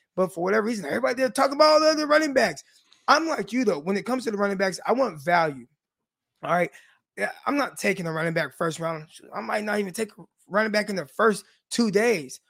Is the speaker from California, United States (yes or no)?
yes; Stockton, California, United States; I'm from Stockton, California